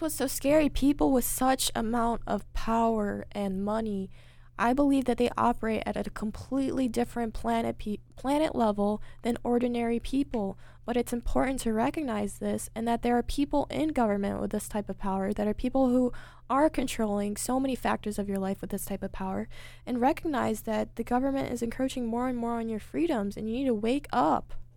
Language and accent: English; United States; as an American